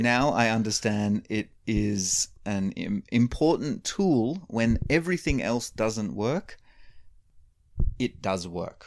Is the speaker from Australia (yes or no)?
yes; Australia; moved away; I grew up in Australia